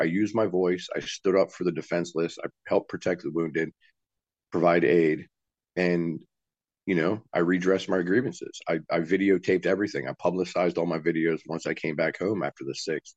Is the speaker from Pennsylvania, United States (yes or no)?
no; West Virginia, United States; I'm not from Alabama. I'm, I'm a West Virginia boy through and through, born and raised.